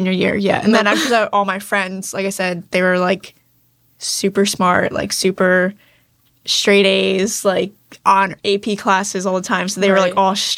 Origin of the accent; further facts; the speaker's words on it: Perry Hall, Maryland, United States; We grew up in like the public school system in Baltimore County. And then we grew up in Perry Hall